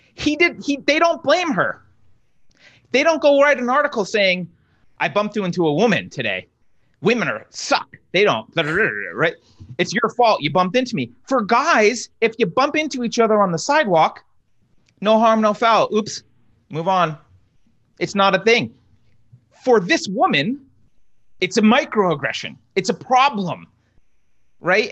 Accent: East Coast, United States; now in California, United States; I grew up on the East Coast

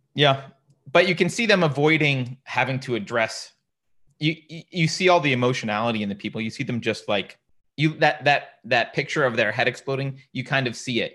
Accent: upstate New York, United States; I did not grow up in the Deep South. I grew up in upstate New York

